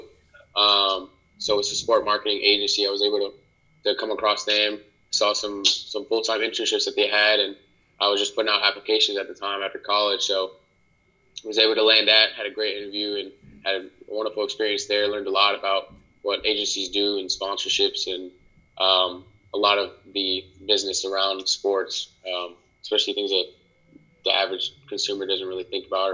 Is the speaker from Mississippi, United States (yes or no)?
no; Harrisburg, North Carolina, United States; also born or lived in Brooklyn, New York / Raleigh, North Carolina / Puerto Rico (family); I'm back in my hometown right now. I'm in Harrisburg, North Carolina.